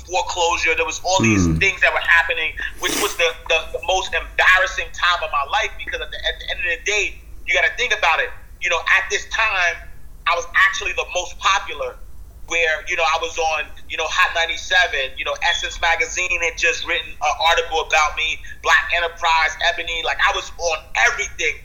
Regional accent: New York City, New York, United States; I'm a kid from the projects, man. I'm from New York City

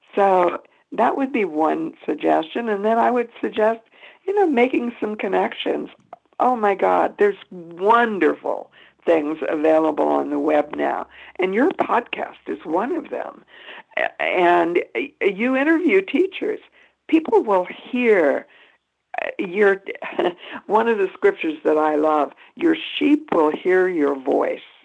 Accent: Boulder, Colorado, United States; Boulder is my hometown.

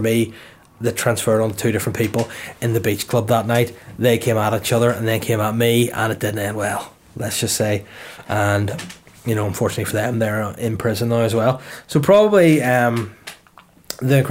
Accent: Holywood, Northern Ireland, United Kingdom; also born or lived in Belfast; I'm from Hollywood originally

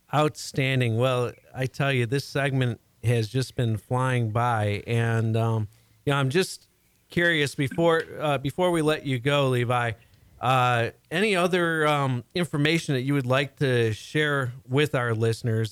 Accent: Chicago, Illinois, United States; now in Houston, United States; I'm originally from the Chicago area, and I absolutely love being down here in Houston

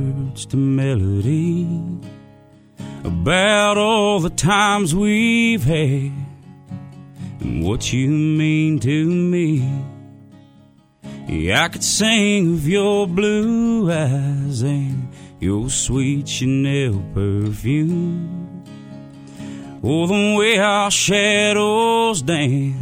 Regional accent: Pig, Kentucky, United States; moved away as an adult; now in Nashville, United States; I'm from Edmondson County, the small community of Pig, Kentucky, is where I was born and raised.

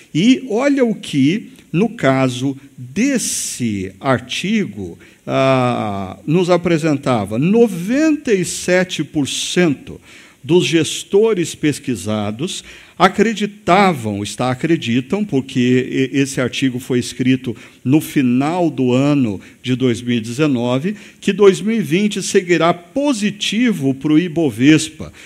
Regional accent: Brazil

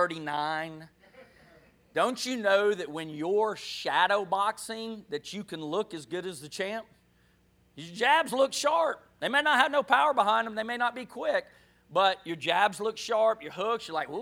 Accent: Jacksonville, Florida, United States; moved away; also born or lived in Louisiana; I'm from Florida. Actually, I was born in NAS, Jacksonville. But I was in Louisiana at the time, moved here from Louisiana

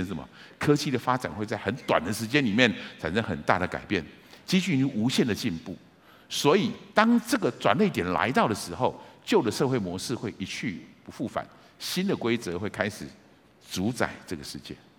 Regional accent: Taiwan; 我们在台湾的讲法常会这么说，你是几年级的，你是几年级？就像是我是民国五十几年出生的，所以我是五年级的

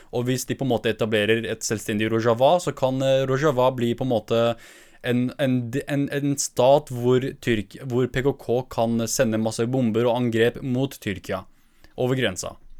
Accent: northern Iraq, Iraq; jeg er fra Nord-Irak

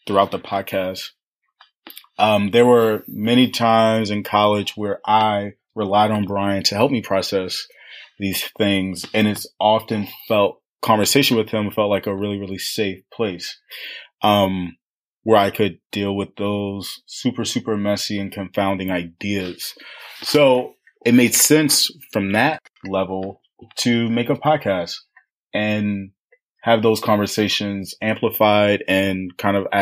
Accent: Baltimore, Maryland, United States; moved away as an adult; also born or lived in Washington, D.C.; I grew up in Baltimore.

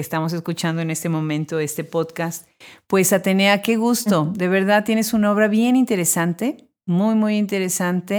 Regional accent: Puebla, Mexico; Puebla, la ciudad de donde yo soy originaria

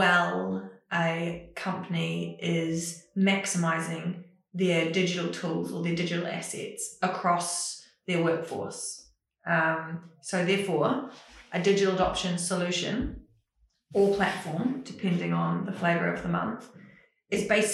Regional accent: New Zealand; I am Kiwi

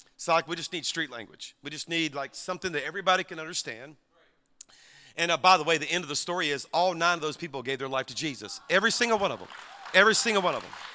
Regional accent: Louisiana, United States; I'm from Louisiana

